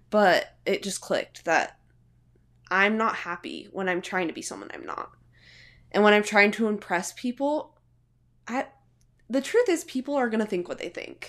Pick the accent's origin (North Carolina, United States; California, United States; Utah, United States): Utah, United States; Salt Lake City; I'm from Salt Lake City, Utah